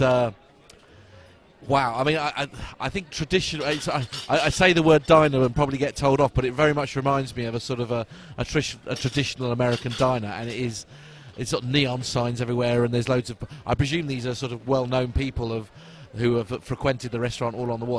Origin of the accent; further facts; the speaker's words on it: England, United Kingdom; as an Englishman in New York